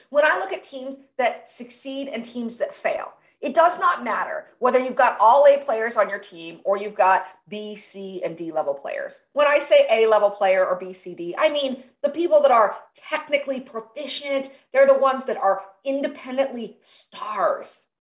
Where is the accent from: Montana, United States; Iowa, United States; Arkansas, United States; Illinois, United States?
Iowa, United States; Des Moines; my hometown in Des Moines, Iowa.